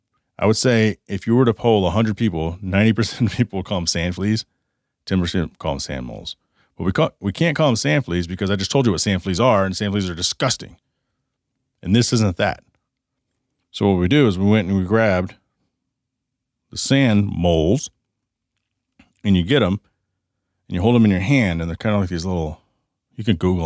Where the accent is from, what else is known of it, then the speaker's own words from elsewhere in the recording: the South, United States; So it reminds me of chiggers, the sand fleas growing up in the South near, you know, Oklahoma and Texas and stuff like that.